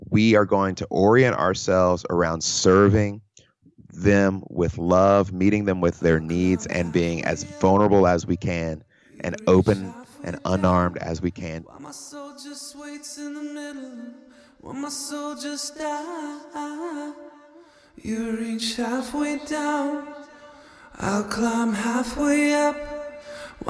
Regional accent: Mississippi and Georgia, the South, United States; also born or lived in California; now in Houston, United States; I grew up in the South, Mississippi and in Georgia

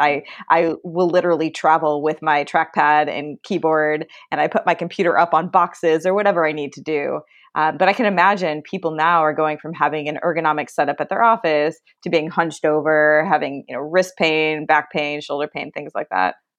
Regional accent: Chicago, Illinois, United States; I grew up in Chicago

